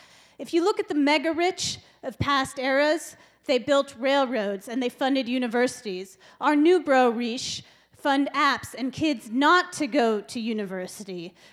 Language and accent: English; San Francisco, California, United States; moved away as an adult; now in Lopez Island, United States; I grew up in San Francisco. I now live on Lopez Island.